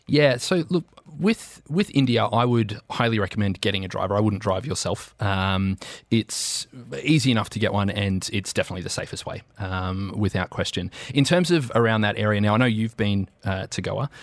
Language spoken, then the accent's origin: English; Australia; now in United Arab Emirates; as an Australian